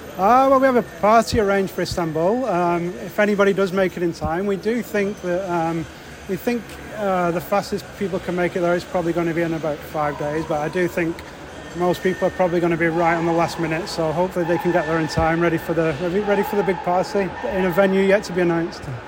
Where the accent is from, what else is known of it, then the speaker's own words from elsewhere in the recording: Wigan, North West England, United Kingdom; I'm from Wigan